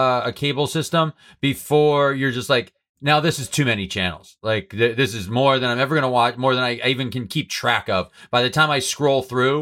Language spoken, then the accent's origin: English; New England, United States; I'm from New England